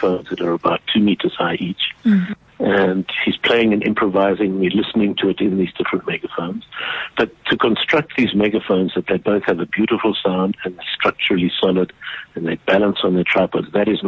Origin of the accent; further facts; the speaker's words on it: South Africa; in South Africa we grew up so aware of our shameful ongoing history